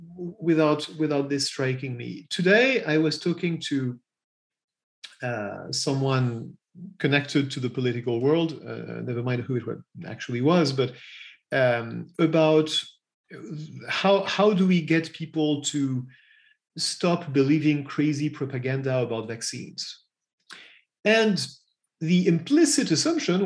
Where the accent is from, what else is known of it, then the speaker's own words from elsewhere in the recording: Paris, Île-de-France, France; accent: French; English is a second language; also born or lived in United States / England; I'm French. You've probably heard that in my accent already. I was born in Paris and I still live in Paris.